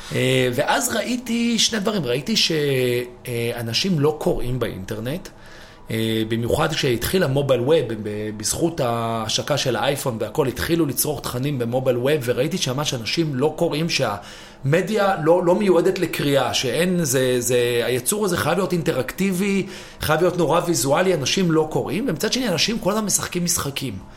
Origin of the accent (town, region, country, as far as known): Israel; also born or lived in New York, United States / London, United Kingdom